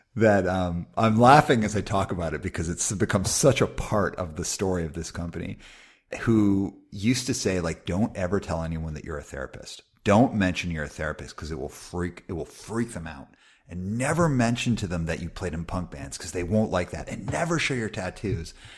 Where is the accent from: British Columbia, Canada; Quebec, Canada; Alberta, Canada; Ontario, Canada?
Alberta, Canada; Calgary; I grew up in Calgary, Alberta in the eighties